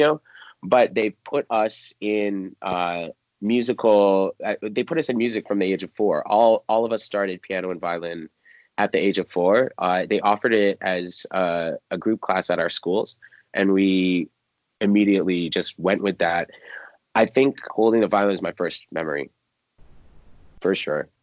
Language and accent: English; just outside of DC, Maryland, United States; I grew up in just outside of DC. So Maryland, DC area